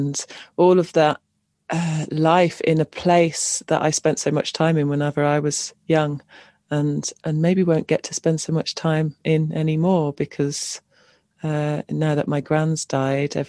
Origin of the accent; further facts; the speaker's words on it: Cornwall, South West England, United Kingdom; I grew up in Cornwall